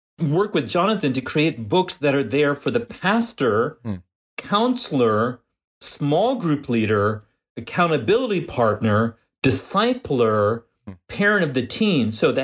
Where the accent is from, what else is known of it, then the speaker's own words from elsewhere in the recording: New York, United States; I mean, I grew up in New York, where the Italian restaurant we went to, the Italian grandmother from Italy was the main cook.